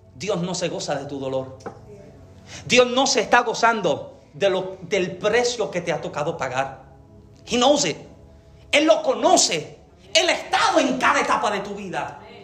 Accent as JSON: {"language": "Spanish", "country": "Puerto Rico", "said": "yo soy boricua"}